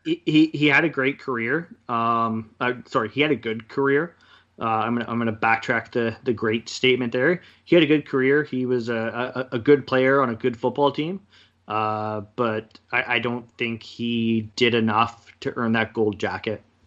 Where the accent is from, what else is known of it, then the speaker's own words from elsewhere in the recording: Kelowna, British Columbia, Canada; also born or lived in Kamloops; I moved back to Kelowna from Kamloops